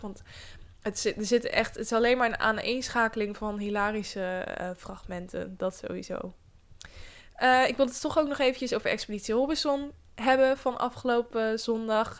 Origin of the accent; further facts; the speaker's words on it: Netherlands; wij Nederlanders